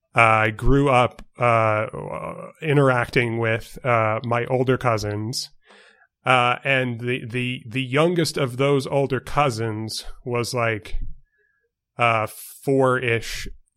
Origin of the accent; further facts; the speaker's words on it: New York, United States; accent: New York; But I grew up in New York. I've got Hoffackers on my father's side of the family, hence the name.